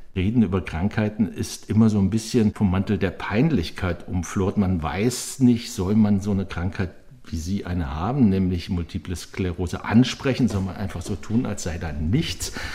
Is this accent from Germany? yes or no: yes; Swabia, Germany; moved away; ich bin in Schwaben aufgewachsen, meine ganze Schulzeit als Nike-Schmeckter